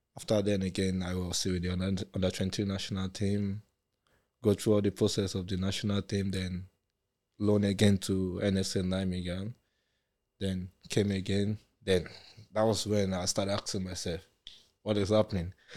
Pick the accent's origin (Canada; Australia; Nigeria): Nigeria; also born or lived in Germany; now in England; we're from Nigeria